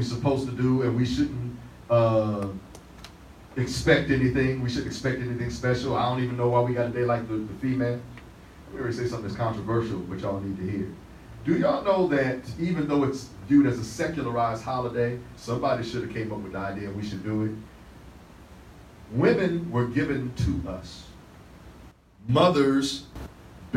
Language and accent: English; Detroit, Michigan, United States; when I was growing up in Detroit